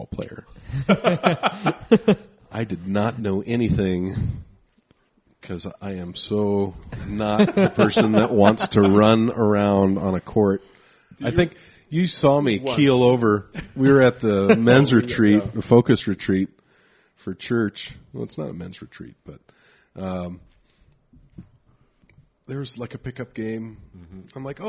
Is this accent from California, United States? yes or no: yes; Anaheim, California, United States; also born or lived in Signal Hill, California / New York; on the street I grew up on, when we moved to Anaheim from Signal Hill, there were a bunch of kids on the street. So we grew up playing